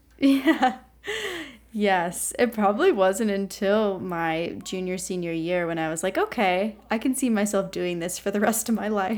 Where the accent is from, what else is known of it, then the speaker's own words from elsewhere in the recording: Ohio, United States; moved away as an adult; also born or lived in Pittsburgh, Pennsylvania; my home state of Ohio